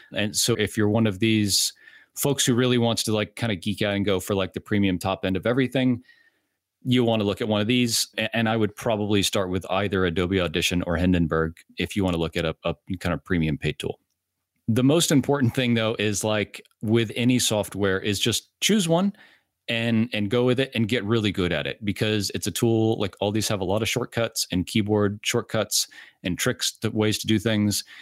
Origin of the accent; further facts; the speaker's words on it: Orlando, Florida, United States; I'm from Orlando